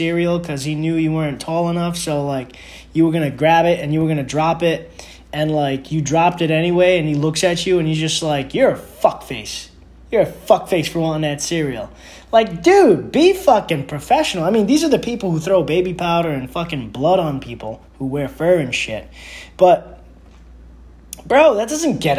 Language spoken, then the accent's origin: English; New York, United States; I'm from New York